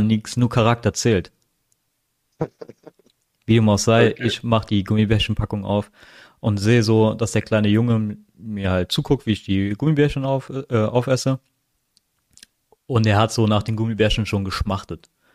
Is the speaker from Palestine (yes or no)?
no; Philippines; now in Germany; ich bin ja nicht hier geboren, ich bin ja auf den Philippinen geboren